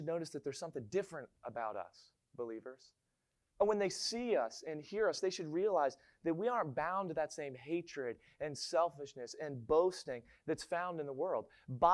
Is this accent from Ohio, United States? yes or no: no; Maryland, United States; moved away; I'm from Maryland. And in Maryland, we all say that we don't have an accent.